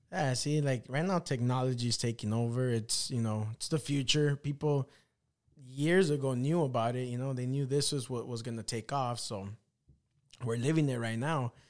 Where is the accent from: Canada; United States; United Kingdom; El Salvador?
El Salvador; I'm a fucking little Salvadorian guy